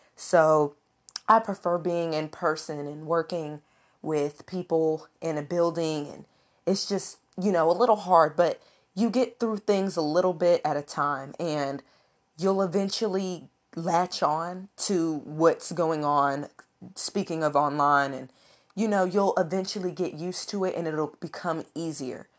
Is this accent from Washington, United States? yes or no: no; Lexington, Kentucky, United States; I was born and raised in Lexington, Kentucky.